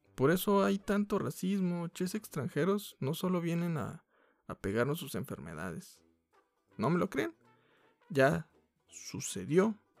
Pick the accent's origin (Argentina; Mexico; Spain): Mexico; como mexicanos